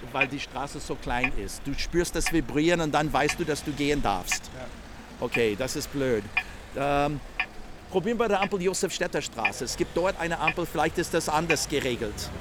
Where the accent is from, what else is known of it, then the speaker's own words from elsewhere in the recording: United States; German is a second language; moved away as an adult; now in Vienna, Austria; ich komme aus den Staaten, bin schon seit langem in Österreich, seit über 40 Jahren